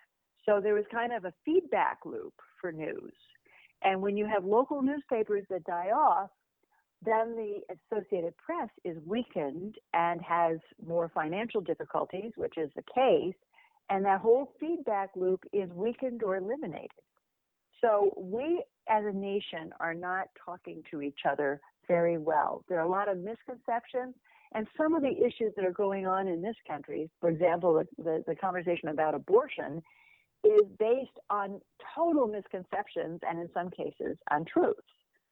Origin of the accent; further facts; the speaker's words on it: Oklahoma, United States; now in New York City, United States; I grew up in Oklahoma. I have relatives in Nebraska, but I went to college in Connecticut, and I've lived in New York City for some 40 years.